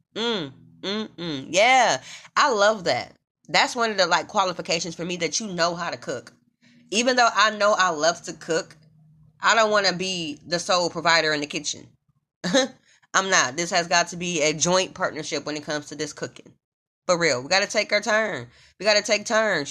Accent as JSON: {"language": "English", "town": "Omaha", "region": "Nebraska", "country": "United States", "moved": "yes", "lives_now": "Los Angeles, United States", "said": "I'm from Omaha, Nebraska"}